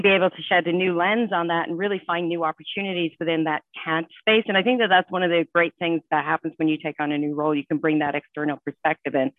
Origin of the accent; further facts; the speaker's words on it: Ireland; moved away as an adult; I grew up in Ireland and I came over here after college.